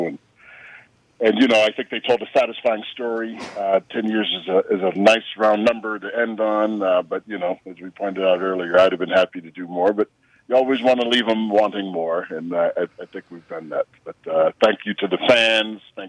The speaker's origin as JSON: {"language": "English", "town": "Chicago", "region": "Illinois", "country": "United States", "tie": "born or raised there", "said": "I'm from Chicago, Illinois."}